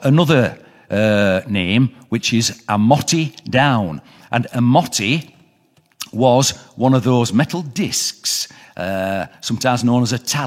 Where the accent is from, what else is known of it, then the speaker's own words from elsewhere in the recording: Wath-upon-Dearne, Yorkshire and the Humber, United Kingdom; I'm from Woth, which is just over the hill, I kind of feel at home here.